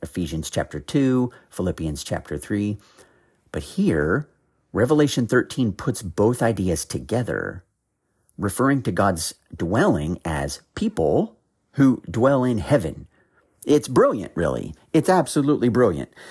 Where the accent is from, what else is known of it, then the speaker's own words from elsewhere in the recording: Ohio, United States; now in North Carolina, United States; I, I'm from Ohio originally. I, I have actually now lived in North Carolina for several years, but I am originally from the Midwest